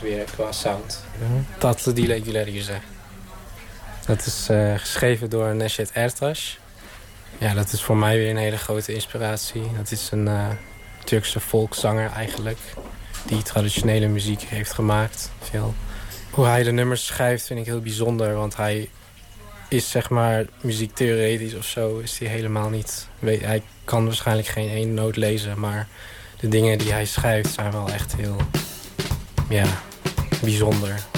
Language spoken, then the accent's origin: Dutch; Arnhem, Gelderland, Netherlands; ik kom uit Arnhem en ik speel in de band …